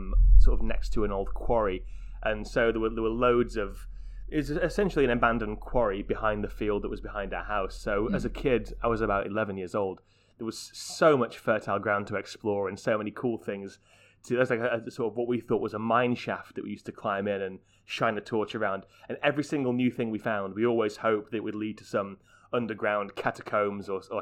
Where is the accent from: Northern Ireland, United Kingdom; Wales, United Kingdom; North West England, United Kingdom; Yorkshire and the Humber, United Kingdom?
Yorkshire and the Humber, United Kingdom; Wickersley; I grew up in Wickersley